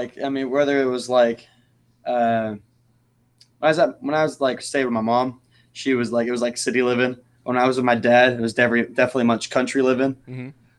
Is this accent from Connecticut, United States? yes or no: no; Royse City, Texas, United States; I'm from Roy City, Texas.